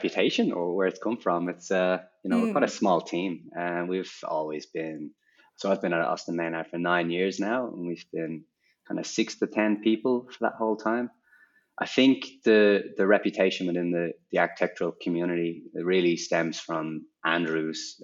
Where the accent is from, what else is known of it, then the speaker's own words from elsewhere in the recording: Dublin, Leinster, Ireland; moved away as an adult; also born or lived in New York; now in Melbourne, Australia; I grew up in a social housing estate in Dublin